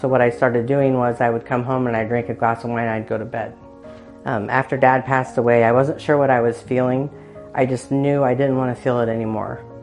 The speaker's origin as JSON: {"language": "English", "town": "Muncie", "region": "Indiana", "country": "United States", "tie": "born or raised there", "said": "I was born and raised in Muncie"}